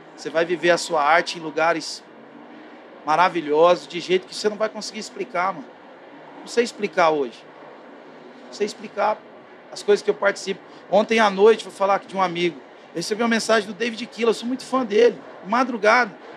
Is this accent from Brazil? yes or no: yes; interior of Goiás, Brazil; eu sou lá do interior de Goiás